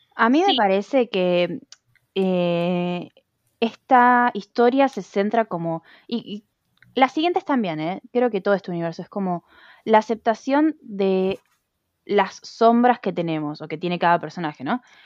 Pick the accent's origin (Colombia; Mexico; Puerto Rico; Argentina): Argentina; yo soy de Argentina.